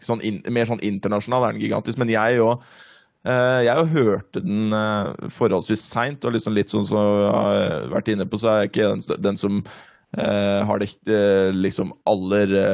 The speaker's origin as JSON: {"language": "Norwegian", "country": "Norway", "tie": "born or raised there", "said": "på Robru, der jeg vokste opp"}